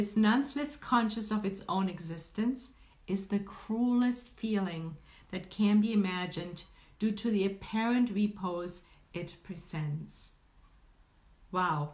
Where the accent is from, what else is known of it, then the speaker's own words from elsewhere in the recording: Germany; now in Northern California, United States; I was born and raised in Germany